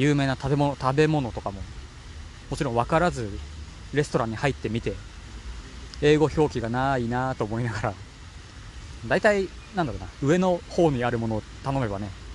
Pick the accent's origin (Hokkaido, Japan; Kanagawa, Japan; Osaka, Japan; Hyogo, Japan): Kanagawa, Japan; moved away as an adult; also born or lived in Hamburg, Germany; 地元が神奈川県なので